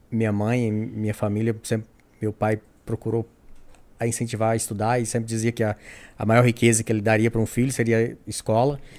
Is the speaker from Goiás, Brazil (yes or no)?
yes; Sanclerlândia, Goiás, Brazil; moved away as an adult; now in United States; eu fui Sim. criado em, em Goiás, no Brasil